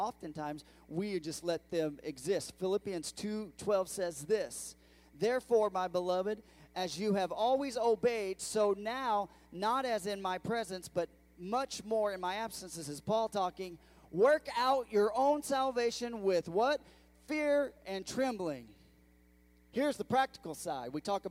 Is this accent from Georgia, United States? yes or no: no; California, United States; moved away as an adult; now in Bedford, United States; I'm from California.